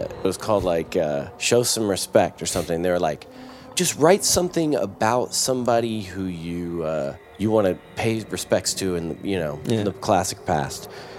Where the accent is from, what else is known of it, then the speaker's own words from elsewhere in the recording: North Carolina, United States; I mean, I grew up